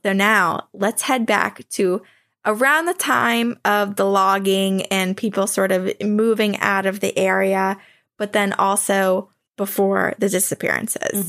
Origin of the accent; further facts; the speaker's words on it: Vermont, United States; where I grew up in Vermont